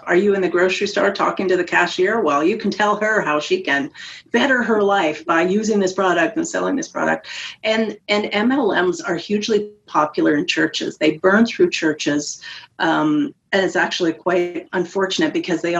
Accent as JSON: {"language": "English", "country": "Canada", "said": "I'm Canadian"}